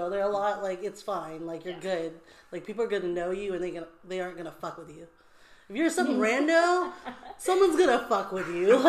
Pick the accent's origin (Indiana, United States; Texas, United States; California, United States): California, United States; Vallejo; I grew up in Vallejo.